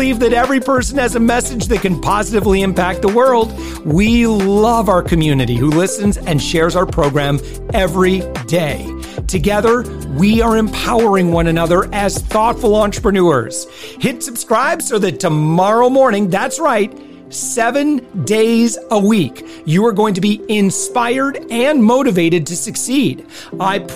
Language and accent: English; West Michigan, United States; I'm originally from West Michigan